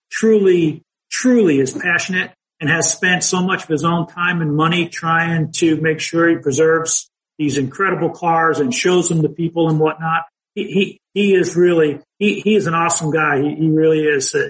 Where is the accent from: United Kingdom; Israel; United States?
United States; New Jersey; moved away; growing up, where I grew up in New Jersey